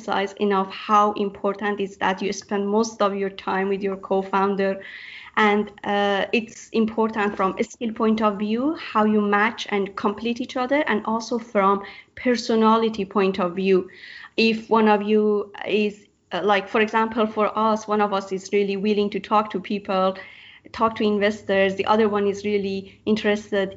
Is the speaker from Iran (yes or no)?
yes; Iran; moved away as an adult; now in Australia; I'm from Iran and I migrated to Australia to do my PhD at UNSW